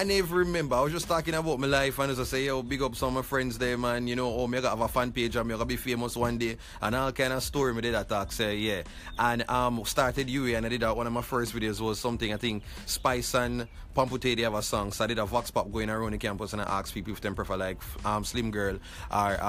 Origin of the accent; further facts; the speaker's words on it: Kingston, Jamaica; Grew up downtown. I'm from Rallington Town, Waterloo Road